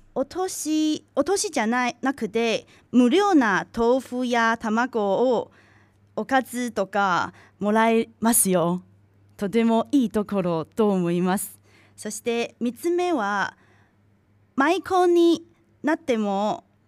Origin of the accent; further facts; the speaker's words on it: Tainan, Taiwan; Japanese is a second language; now in Japan; 私の出身地は台台湾の南の方にある台南です